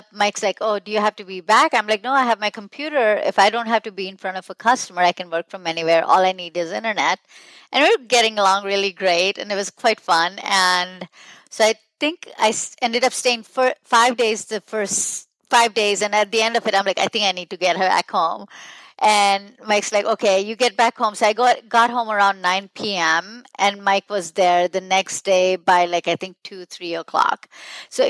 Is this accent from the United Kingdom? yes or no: no; India; also born or lived in New Jersey / Michigan / Milwaukee; now in Nashville, United States; I'm from India a long time ago, 32 years ago, and then I moved to New Jersey, then to Michigan, then to Milwaukee, and now in Nashville.